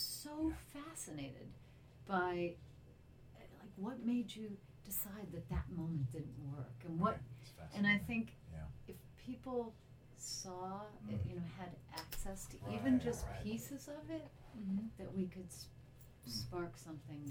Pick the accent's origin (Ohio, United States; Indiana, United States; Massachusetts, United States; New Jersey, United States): Ohio, United States; Cleveland; I grew up in Cleveland